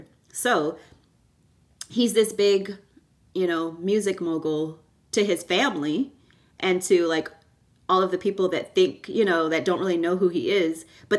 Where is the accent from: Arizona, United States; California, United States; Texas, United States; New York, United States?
Texas, United States; Houston; born or raised there; also born or lived in Canada